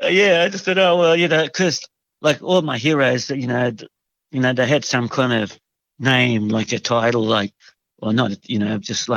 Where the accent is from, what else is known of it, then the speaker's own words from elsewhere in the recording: Hungary; born there; and just the excuse that I was born in Hungary was good enough.